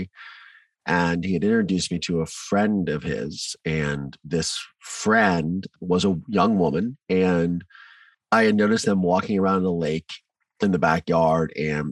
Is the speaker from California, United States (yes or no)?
no; Mansfield, Ohio, United States; also born or lived in Virginia; So I grew up in Ohio in a small town called Mansfield